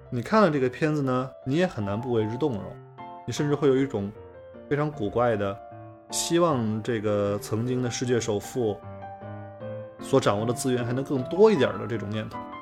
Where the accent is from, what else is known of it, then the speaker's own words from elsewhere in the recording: rural inland China, China; 我小的时候在中国的内陆乡下